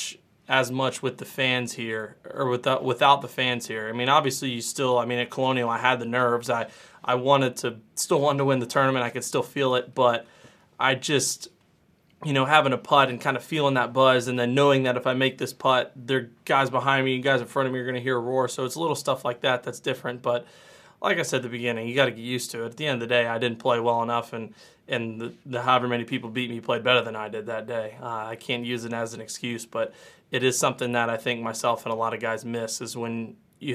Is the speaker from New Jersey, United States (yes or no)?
no; Louisville, Kentucky, United States; growing up in Louisville